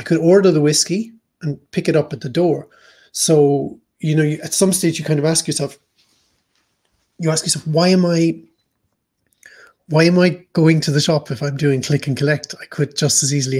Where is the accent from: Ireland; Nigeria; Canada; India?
Ireland; moved away as an adult; now in Hamburg, Germany; we as Irish